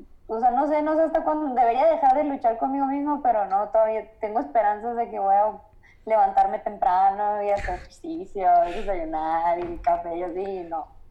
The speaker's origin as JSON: {"language": "Spanish", "town": "Guaymas", "region": "Sonora", "country": "Mexico", "also_born_or_lived": "Navojoa, Sonora", "moved": "as an adult", "lives_now": "Mexico City, Mexico", "said": "yo soy de, Guaymas, entonces es un lugar bien chiquito"}